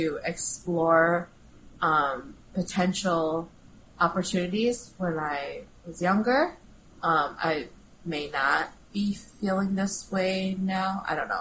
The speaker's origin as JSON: {"language": "English", "region": "Midwest", "country": "United States", "tie": "born or raised there", "said": "growing up in the Midwest"}